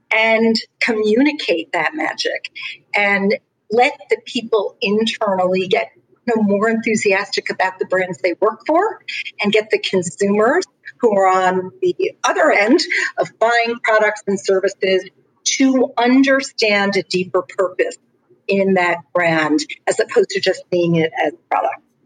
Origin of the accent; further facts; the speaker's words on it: Long Island, New York, United States; I am from Long Island, New York